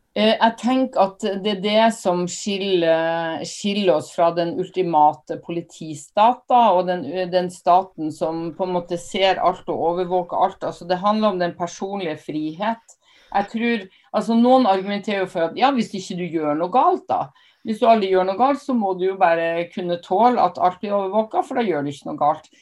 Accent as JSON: {"language": "Norwegian", "region": "Northern Norway", "country": "Norway", "said": "jeg er nordlending"}